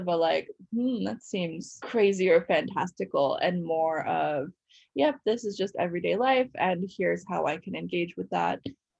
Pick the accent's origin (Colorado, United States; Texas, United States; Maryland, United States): Colorado, United States; moved away as an adult; now in Canada; I grew up in the States. Where? Colorado.